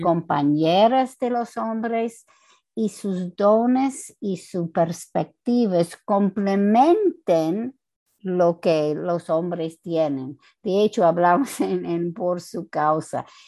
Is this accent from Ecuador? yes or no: no; United States; Spanish is a second language; moved away as an adult; also born or lived in New Jersey, United States; now in Santo Domingo, Dominican Republic; yo no soy latina, ah, yo soy americana